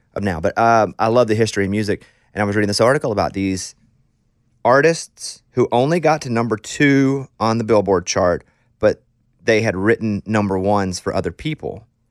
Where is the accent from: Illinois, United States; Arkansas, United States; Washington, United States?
Arkansas, United States; I grew up poor kid in Arkansas